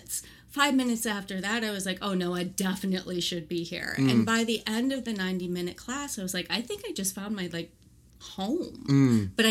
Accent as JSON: {"language": "English", "country": "Colombia", "tie": "born or raised there", "also_born_or_lived": "Colorado / Galveston Island", "second_language": "English", "moved": "yes", "lives_now": "Galveston, United States", "said": "Colombia, where I was born"}